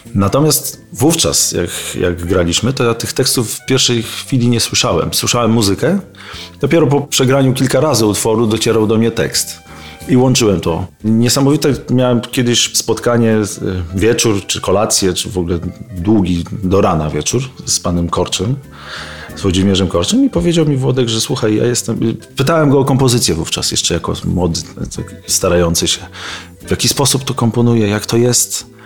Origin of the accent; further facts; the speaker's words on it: Bartoszyce, Warmian-Masurian Voivodeship, Poland; moved away; also born or lived in Olsztyn; z Olsztyna nie pochodzę, tylko pochodzę z Bartoszyc, ale mieszkałem w Olsztynie, byłem w szkole muzycznej, w internacie